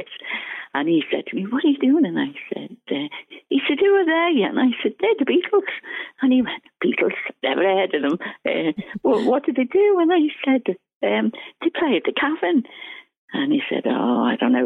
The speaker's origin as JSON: {"language": "English", "country": "Ireland", "said": "I'm Irish and all my relations worked, you know, in the government, you know, like the civil service"}